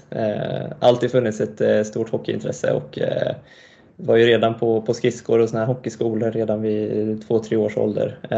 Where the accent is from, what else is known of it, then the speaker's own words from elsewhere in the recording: Montreal, Quebec, Canada; born there; så jag är född i Montreal i Kanada då och ehm, pappa och hela hans sida av släkten är därifrån och därav då det dubbla medborgarskapet.